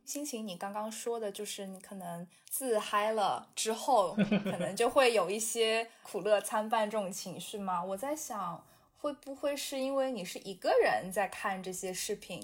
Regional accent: Shanghai, China; now in New York, United States; 把我带回到我记忆里，童年里的那个上海

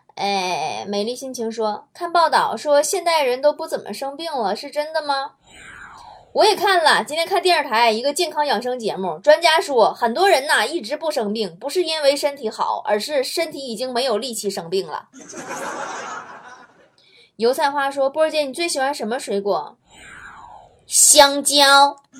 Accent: China; 作为一个中国人

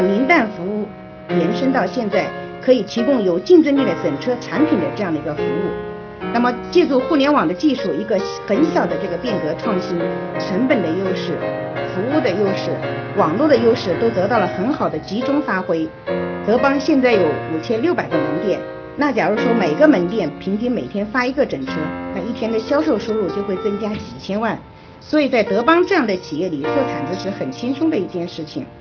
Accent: Xiangyang, Hubei, China; 我呢是来自湖北襄阳人

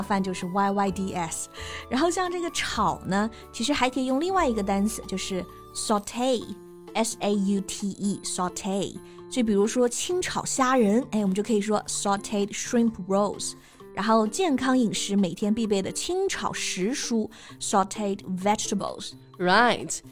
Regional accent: Hunan, China; 我们都是湖南人

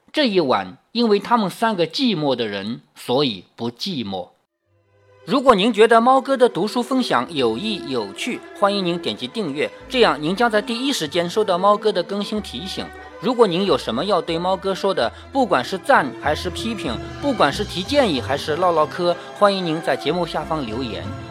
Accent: China; 我们中国人喜欢什么呢？天罡地煞

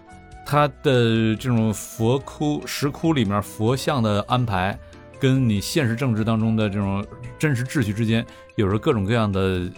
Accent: Fuxin, Liaoning, China; moved away; 在咱们老家辽宁阜新，

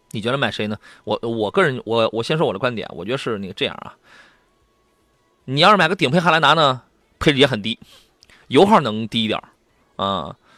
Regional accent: Qingdao, Shandong, China; 我老家青岛

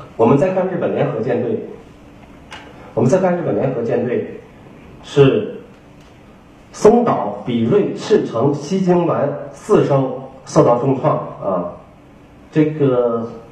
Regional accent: China; 但是我们中国人对日本一百二十年以后

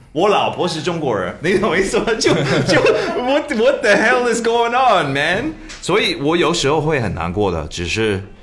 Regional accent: Canada; born there; 你在哪里出生？加拿大，是唯一这个事情啊。

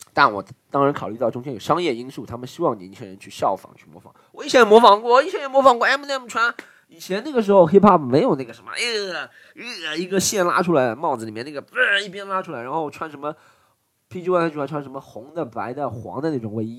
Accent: Shanghai, China; 我来自上海

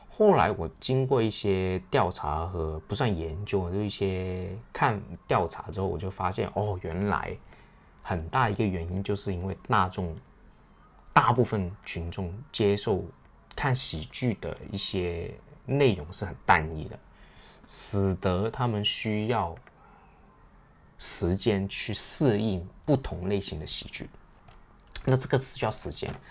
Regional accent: China; 我们亚洲人，特别是我们中国人

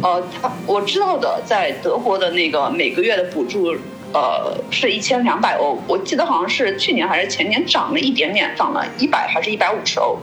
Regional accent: China; now in Germany; 我是个中国人

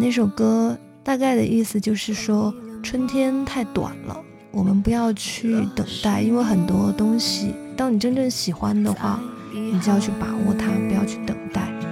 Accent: Xishuangbanna, Yunnan, China; moved away; 从小在那个地方长大的话，就是一个特别野生的一个状态吧

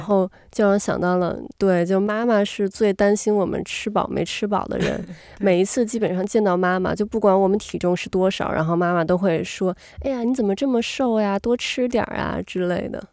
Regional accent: China; 因为是我从中国来的嘛

